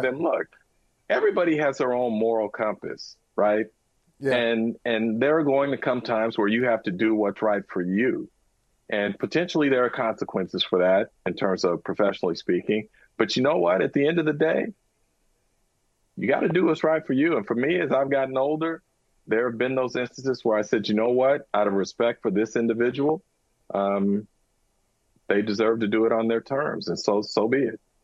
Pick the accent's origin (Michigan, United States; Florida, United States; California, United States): California, United States; San Francisco; born or raised there